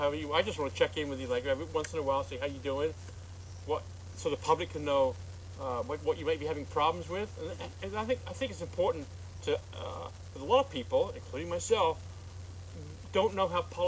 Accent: England, United Kingdom; now in United States; I grew up in England, I grew up with trains.

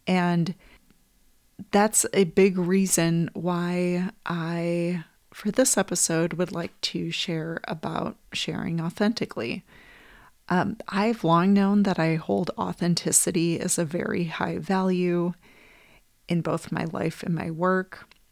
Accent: Wisconsin, United States; moved away; also born or lived in Minneapolis, Minnesota; I moved from Wisconsin, where I grew up

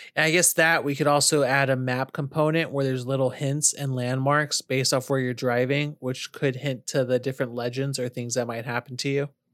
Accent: California, United States; now in North Carolina, United States; If I'm from California and I'm driving in a rural place, or now that I live in North Carolina

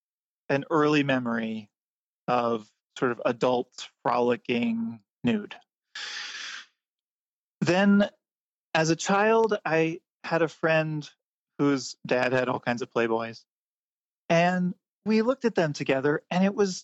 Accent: Lancaster, Pennsylvania, United States; moved away as an adult; also born or lived in Cincinnati, Ohio / New York City; I grew up in Lancaster, Pennsylvania, which is where the Amish and Mennonite are

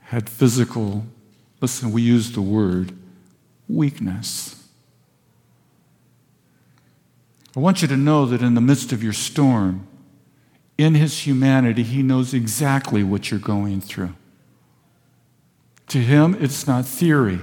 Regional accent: Vista, California, United States; I was raised in Vista.

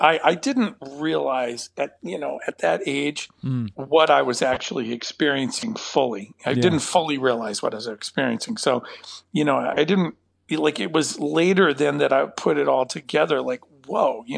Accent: Napa, California, United States; I grew up in Napa, but I was born in Southern California and then moved north

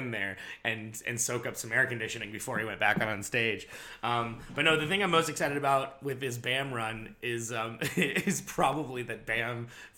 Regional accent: California, United States; moved away; we're all from California.

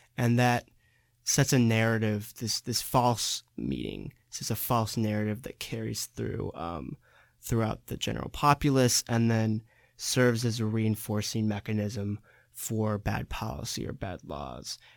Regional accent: San Diego, California, United States; I'm from San Diego, California.

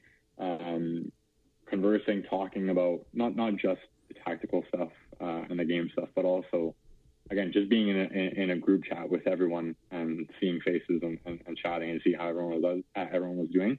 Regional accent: Calgary, Alberta, Canada; I'm a Calgary boy

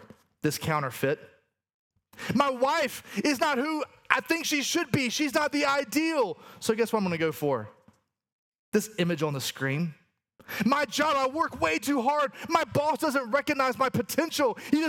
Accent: the South, United States; accent: Southern; Aramaic is not my first language, but Southern is

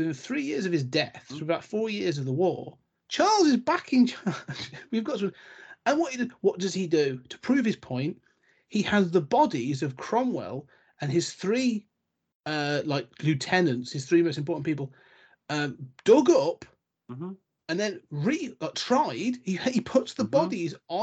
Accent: England, United Kingdom; we as the English

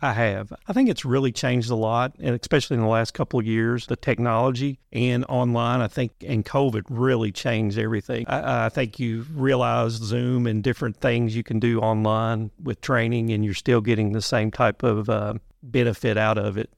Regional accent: Muhlenberg County, Western Kentucky, United States; moved away; also born or lived in Berea, Kentucky; I'm originally from Muhlenberg County out in Western Kentucky

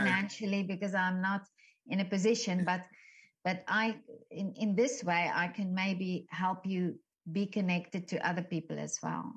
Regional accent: South Africa; I am from South Africa

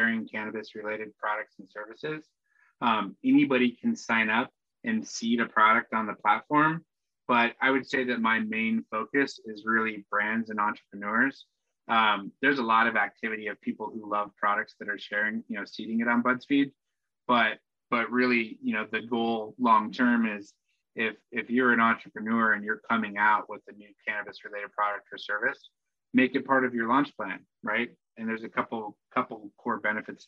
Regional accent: Spokane, Washington, United States; now in New York, United States; I grew up in Spokane

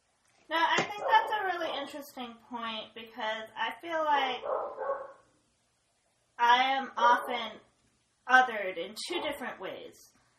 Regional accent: United States; first language English; But when they look at me, they assume that I am not American. Mm-hmm. That I must be from another country. Because I am of Korean descent. And they don't understand why I don't have an accent and why I don't have a Korean last name.

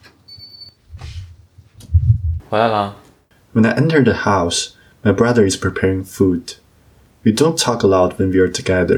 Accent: Beijing, China; now in Ottawa, Canada; the hot pot restaurant that I used to go to with my parents in Beijing.

